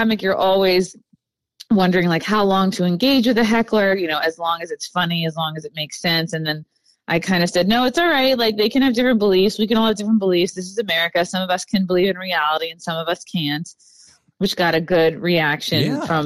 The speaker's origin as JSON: {"language": "English", "region": "New York", "country": "United States", "said": "I'm from New York"}